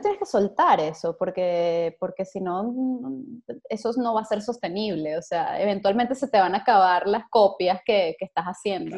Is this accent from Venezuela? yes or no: yes; Venezuela; moved away; tantos venezolanos que estamos por allí regados